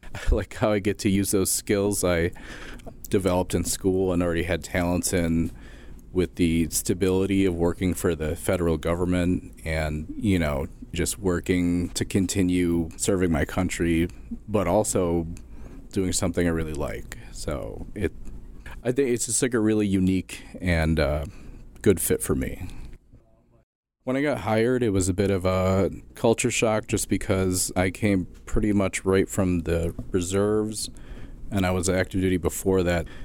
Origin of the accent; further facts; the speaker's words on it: Western New York, United States; I grew up in Western New York, so it's nice to work in Buffalo and still be around my family